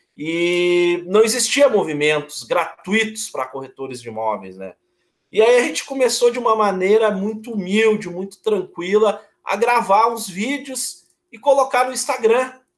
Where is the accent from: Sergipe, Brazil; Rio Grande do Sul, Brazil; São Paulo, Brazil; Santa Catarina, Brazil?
Rio Grande do Sul, Brazil; Porto Alegre; Eu sou de Porto Alegre, eu tenho 39 anos